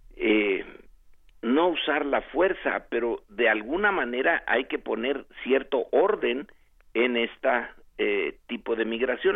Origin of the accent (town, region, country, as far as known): Mexico